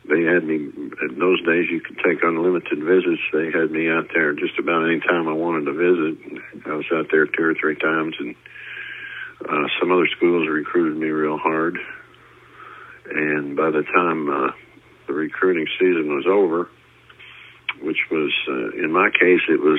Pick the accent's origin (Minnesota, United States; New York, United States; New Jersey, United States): New Jersey, United States; moved away; also born or lived in Jeffersonville, Indiana; I grew up in New Jersey there in the shadow of the Empire State Building